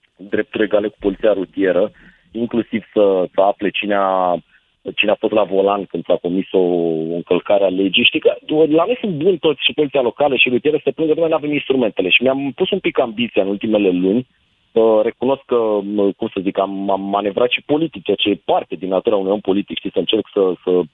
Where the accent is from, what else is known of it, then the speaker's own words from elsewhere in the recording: Bucharest, Romania; ca bucureștean